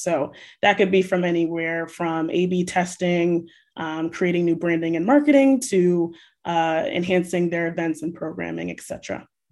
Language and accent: English; New Bedford, Massachusetts, United States; just being raised and growing up in New Bedford